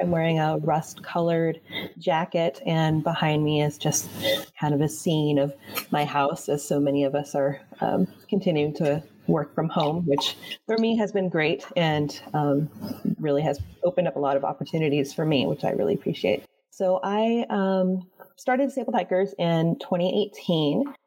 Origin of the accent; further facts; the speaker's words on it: Florida, United States; I grew up in Florida